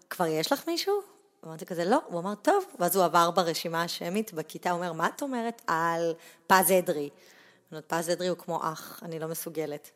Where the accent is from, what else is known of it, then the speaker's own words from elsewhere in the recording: Pardesiya, Central District, Israel; also born or lived in Netanya; נולדתי בנתניה, אבל uh, עברתי... אני חושבת כזה, ביסודי עברנו לפרדסיה